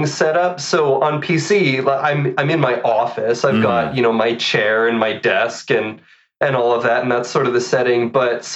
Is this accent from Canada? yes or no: yes; Canada; I'm Canadian